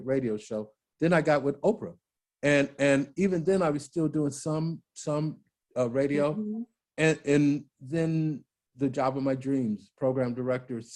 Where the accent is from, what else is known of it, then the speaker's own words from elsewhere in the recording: Maywood, Illinois, United States; I grew up in Maywood, Illinois